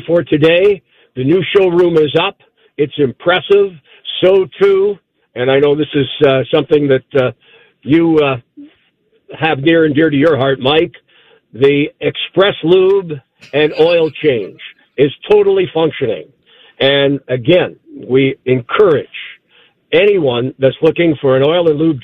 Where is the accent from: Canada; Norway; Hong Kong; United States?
Canada; Toronto, Ontario; My mother used to serve it when I was growing up in Toronto